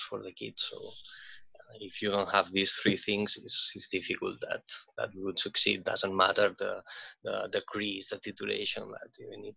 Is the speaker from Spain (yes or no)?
yes; Barcelona, Catalonia, Spain; moved away as an adult; now in Reykjavik, Iceland; I'm from a crowded city, like I'm from Barcelona, and I've been always living in cities